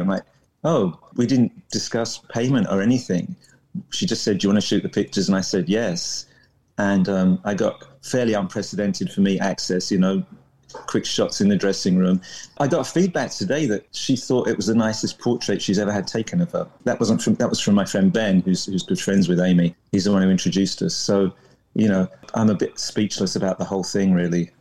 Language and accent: English; London, United Kingdom; moved away as an adult; also born or lived in Coventry / San Francisco; now in New Orleans, United States; I was from London, so I moved back